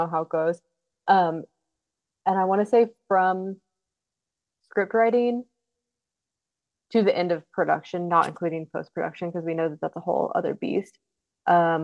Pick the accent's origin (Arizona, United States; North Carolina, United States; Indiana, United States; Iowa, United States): Iowa, United States; Ottumwa; also born or lived in Agency, Iowa; now in Los Angeles, United States; I'm from Ottumwa